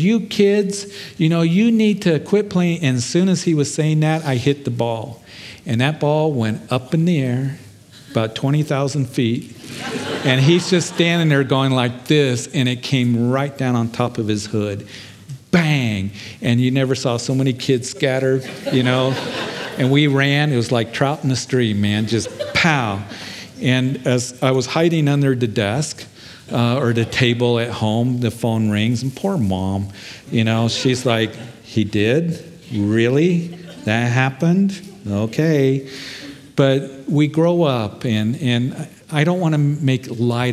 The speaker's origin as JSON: {"language": "English", "region": "Kansas", "country": "United States", "tie": "born or raised there", "said": "when I was a kid, growing up in Kansas"}